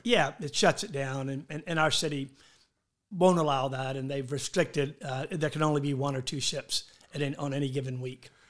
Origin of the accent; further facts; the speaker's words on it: Charleston, South Carolina, United States